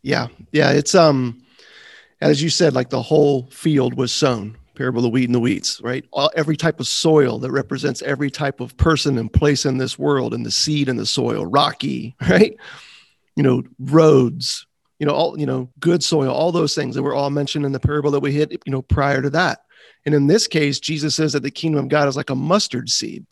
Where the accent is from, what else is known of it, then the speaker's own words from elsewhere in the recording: Florida, United States; growing up in Florida